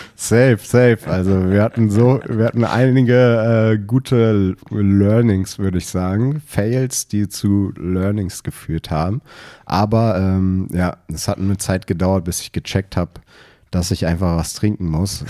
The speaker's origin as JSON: {"language": "German", "region": "Berlin", "country": "Germany", "tie": "born or raised there", "also_born_or_lived": "Potsdam / Bayreuth", "said": "ich bin geborener Berliner"}